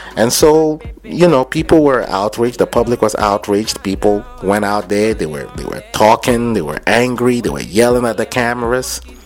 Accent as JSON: {"language": "English", "region": "Lagos", "country": "Nigeria", "tie": "born or raised there", "moved": "yes", "said": "When I was growing up in Lagos"}